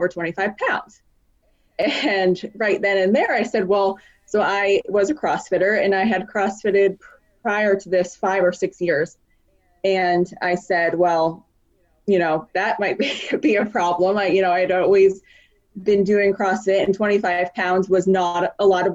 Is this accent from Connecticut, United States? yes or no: yes; Connecticut, United States; moved away as an adult; also born or lived in Philadelphia; I'm from Connecticut, but we had been living in Philadelphia for about 4 or 5 years prior